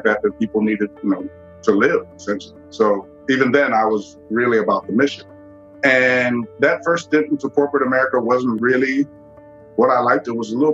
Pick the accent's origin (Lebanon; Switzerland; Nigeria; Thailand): Nigeria; moved away; also born or lived in Washington, D.C., United States; born in D.C., but my first memories were growing up in Nigeria. So we moved there probably when I was about three